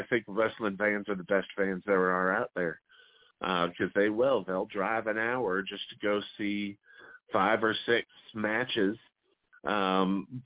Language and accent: English; Missoula, Montana, United States; also born or lived in St. Louis area; now in St. Louis, United States; my hometown of Missoula